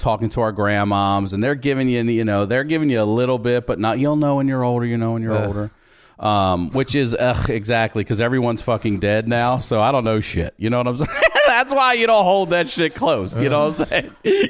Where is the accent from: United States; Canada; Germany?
United States; Baltimore, Maryland; I'm originally from Baltimore. Grew up out in the county.